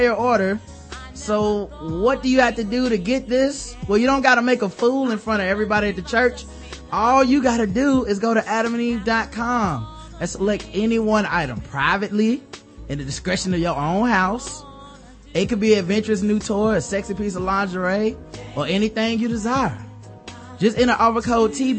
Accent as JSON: {"language": "English", "region": "the South", "country": "United States", "said": "I'm from the South"}